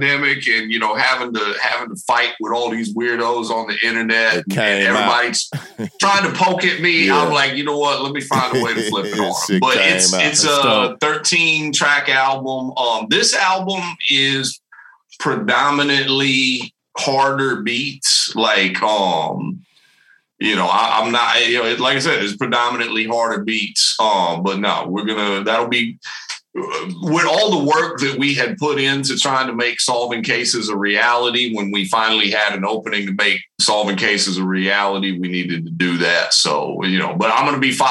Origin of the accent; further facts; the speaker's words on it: the South, United States; I grew up in the South